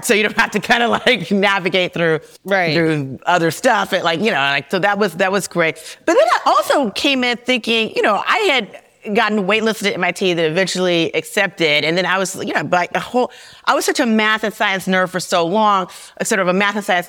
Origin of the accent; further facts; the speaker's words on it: Kentucky, United States; moved away as an adult; I came from Kentucky.